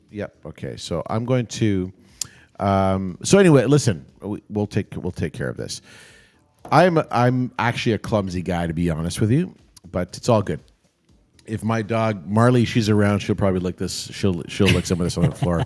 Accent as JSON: {"language": "English", "town": "Toronto", "region": "Ontario", "country": "Canada", "tie": "born or raised there", "said": "I grew up down in Saint Clair"}